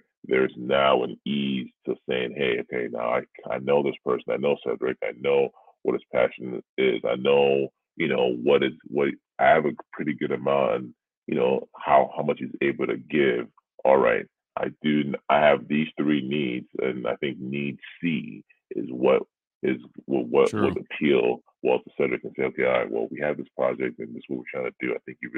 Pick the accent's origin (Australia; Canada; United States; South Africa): Canada; Being a Canadian